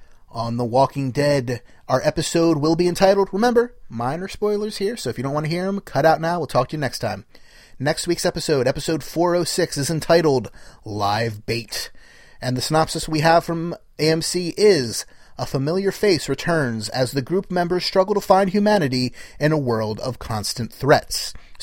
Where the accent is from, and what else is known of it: New Jersey, United States